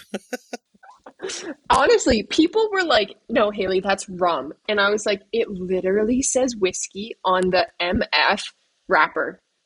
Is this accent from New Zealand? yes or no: no; Canada; now in Slovakia; I know like a bit of French as a Canadian